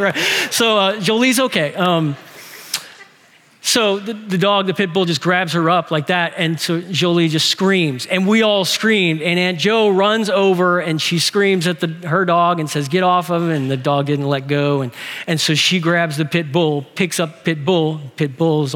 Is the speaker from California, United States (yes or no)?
no; New Orleans, Louisiana, United States; we're from New Orleans